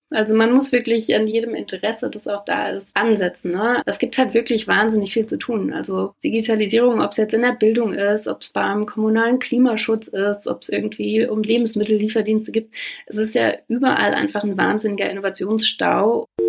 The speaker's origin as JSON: {"language": "German", "region": "Brandenburg", "country": "Germany", "also_born_or_lived": "Boston", "said": "Ich komme aus Brandenburg"}